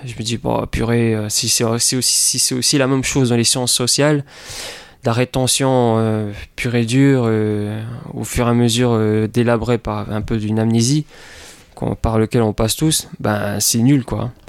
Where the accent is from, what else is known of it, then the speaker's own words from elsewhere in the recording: Papeete, French Polynesia; moved away as an adult; also born or lived in United States; j'ai grandi à Tahiti euh, toute ma vie jusqu'à l'âge de 19 18